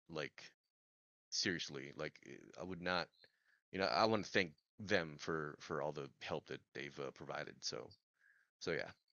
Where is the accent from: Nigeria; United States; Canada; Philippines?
Philippines; I'm Filipino